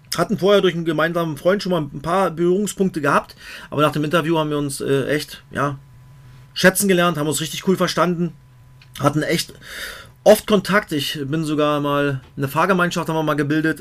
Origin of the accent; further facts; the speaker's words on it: Cottbus, Brandenburg, Germany; Aus meinem Heimatdorf Merzdorf aus Cottbus